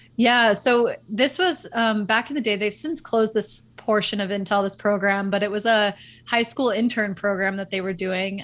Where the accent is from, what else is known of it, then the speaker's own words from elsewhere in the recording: Northern California, United States; also born or lived in Dallas, Texas; my family moved out of Dallas and took me to Northern California, um, where I ended up kind of going through my true upbringing